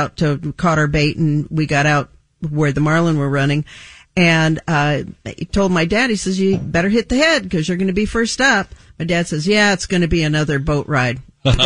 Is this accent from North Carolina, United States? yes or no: no; Southern California, United States; born and raised in Southern California on the water.